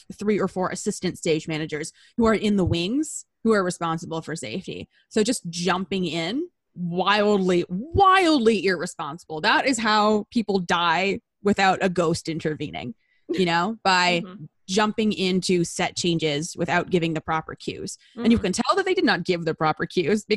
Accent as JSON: {"language": "English", "region": "Southern California", "country": "United States", "tie": "born or raised there", "said": "I was a script assistant at like a big regional theater in my hometown."}